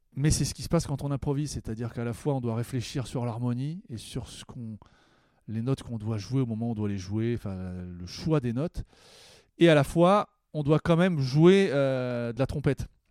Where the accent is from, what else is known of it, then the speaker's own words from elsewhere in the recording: Herblay-sur-Seine, Île-de-France, France; je viens d'Herblay, euh, une ville qui s'appelle Herblay-sur-Seine maintenant